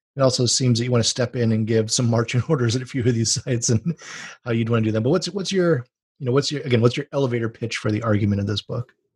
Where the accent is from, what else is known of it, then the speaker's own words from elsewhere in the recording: Hawaii, United States; now in California, United States; I'm from Hawaii.